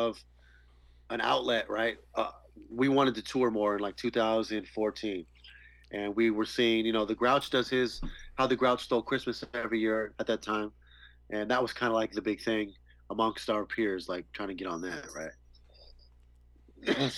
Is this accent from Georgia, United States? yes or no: no; Santa Rosa, California, United States; my hometown.